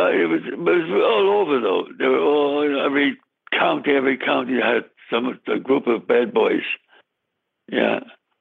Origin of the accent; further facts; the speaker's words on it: New York City, New York, United States; I was born in the city. I was born in the Bronx.